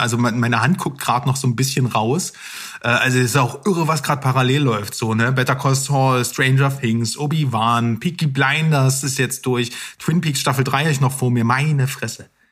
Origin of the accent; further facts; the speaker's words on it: East Germany, Germany; bei uns im Osten